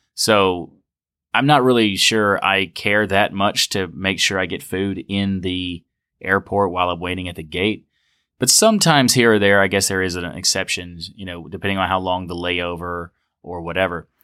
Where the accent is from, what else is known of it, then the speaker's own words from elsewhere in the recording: United States; Coming back as an American to America